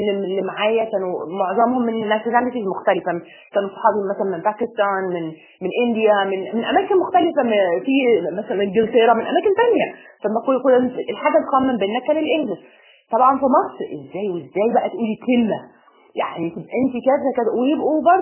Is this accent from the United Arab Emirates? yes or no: yes; United Arab Emirates; also born or lived in Egypt; انا مصريه اب وام مصريين وانا اتولدت يعني في مصر وسافرت وانا اقل من ست شهور